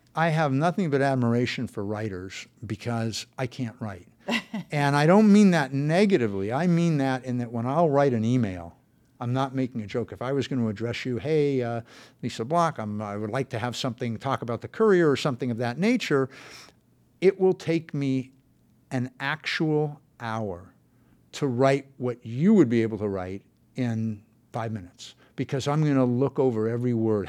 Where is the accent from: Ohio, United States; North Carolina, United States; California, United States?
California, United States; San Fernando Valley; I grew up in the San Fernando Valley